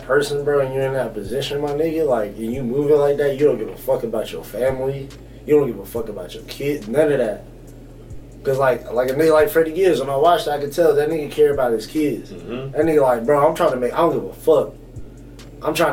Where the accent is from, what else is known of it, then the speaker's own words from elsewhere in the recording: the South, United States; I'm from the South